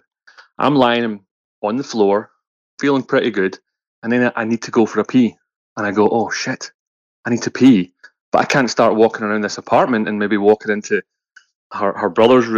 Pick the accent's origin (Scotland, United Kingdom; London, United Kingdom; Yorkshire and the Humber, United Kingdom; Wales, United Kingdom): Scotland, United Kingdom; we're from Scotland.